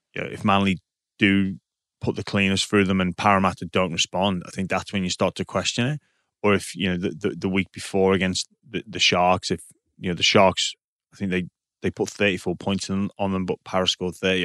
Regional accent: England, United Kingdom; now in Australia; I had a bit of a joke about being English

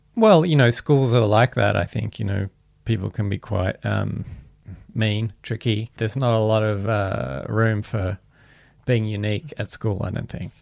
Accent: Canberra, Australian Capital Territory, Australia; I grew up in Canberra in the kind of, you know, seventies, eighties

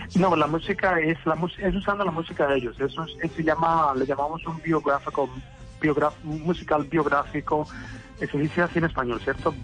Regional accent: Cali, Valle del Cauca, Colombia; now in New York, United States; nacer en Cali, porque yo creo que en Cali todos nacemos a bailar

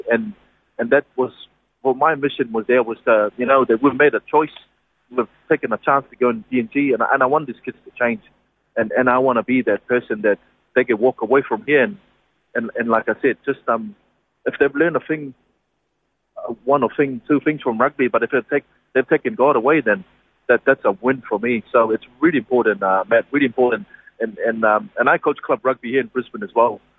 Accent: Niue; moved away; born and bred in Niue.

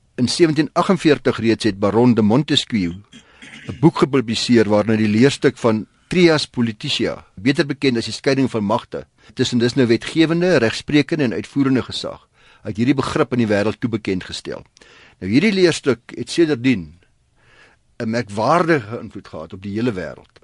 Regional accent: South Africa

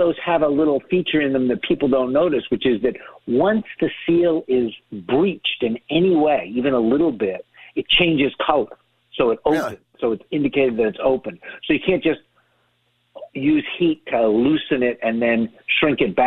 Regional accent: Boston, Massachusetts, United States; moved away; also born or lived in Nashville; I was born in Boston

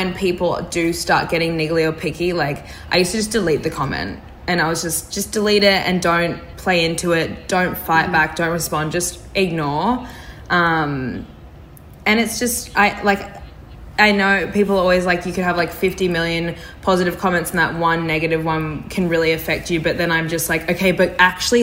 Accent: Brisbane, Queensland, Australia; I growing up in Brisbane

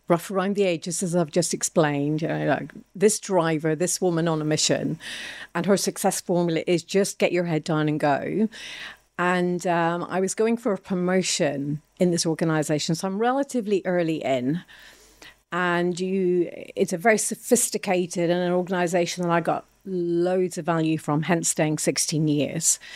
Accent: Ireland; now in England, United Kingdom; I'm Irish. Uh, moving to England from a very small country of Ireland was a phenomenal shock.

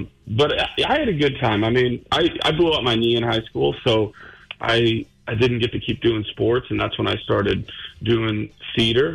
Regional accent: Rochelle, Illinois, United States; moved away; my hometown of Rochelle, Illinois.

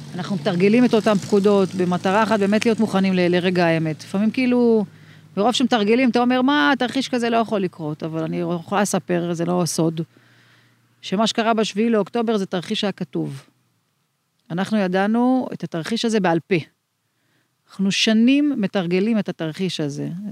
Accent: Meitar, Southern District, Israel; also born or lived in Arad / Beersheba; now in Ofakim, Israel; במקור נולדתי אה, אי שם בערד, אה, עברנו למיתר, את, את הילדות שלי ביליתי במיתר

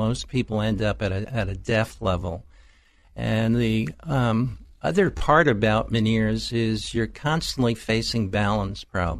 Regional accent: New York, United States; I hail from New York. I grew up as a madman, if you will, on Madison Avenue.

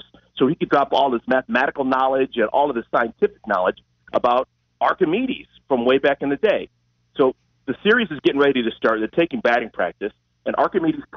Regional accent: Cleveland, Ohio, United States; I'm from Cleveland, Ohio.

